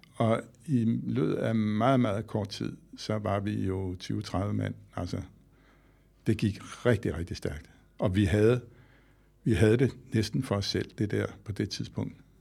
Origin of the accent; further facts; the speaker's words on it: Skovshoved, Capital Region of Denmark, Denmark; jeg voksede op i Skovshoved, her nord for København i Gentofte Kommune